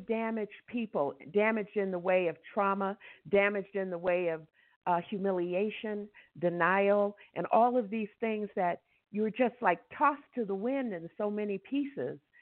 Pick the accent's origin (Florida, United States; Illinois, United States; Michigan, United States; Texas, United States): Michigan, United States; Detroit; moved away as an adult; now in Ecuador; We're from Detroit and my siblings are there in Detroit